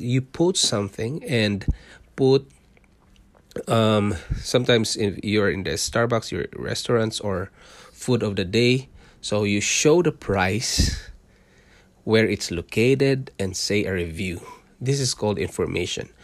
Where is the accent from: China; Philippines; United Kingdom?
Philippines; Mindanao; moved away as an adult; also born or lived in Singapore; now in Canada; I was born in Mindanao. It's the southern part of Philippines.